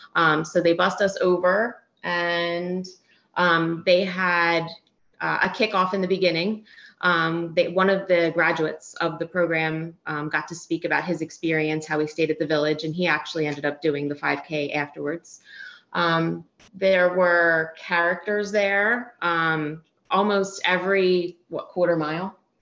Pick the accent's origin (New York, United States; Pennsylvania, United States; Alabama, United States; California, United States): Pennsylvania, United States; Philadelphia; moved away as an adult; now in West Palm Beach, United States; We both were born and raised in Philly